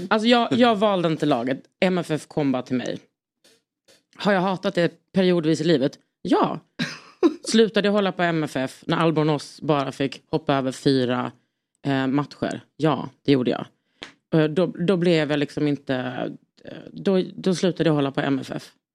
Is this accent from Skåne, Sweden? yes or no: yes; Lund, Skåne, Sweden; jag är från Lund